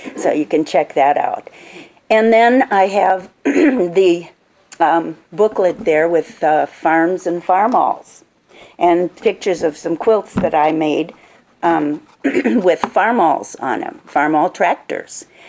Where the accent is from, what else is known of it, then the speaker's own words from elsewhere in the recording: Minnesota, United States; now in Wisconsin, United States; I'm a Minnesotan in my heart. I, I grew up in Minnesota.